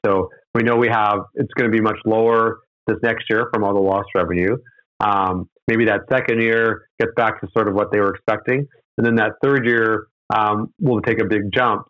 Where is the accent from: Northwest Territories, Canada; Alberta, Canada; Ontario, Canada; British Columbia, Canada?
Alberta, Canada; Edmonton; growing up in Edmonton, I was a big fan of the Pipeline Show